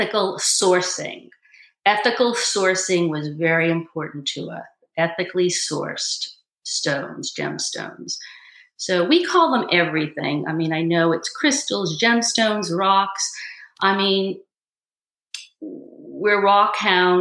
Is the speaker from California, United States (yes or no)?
no; Brookline, Massachusetts, United States; I grew up in Brookline, Massachusetts.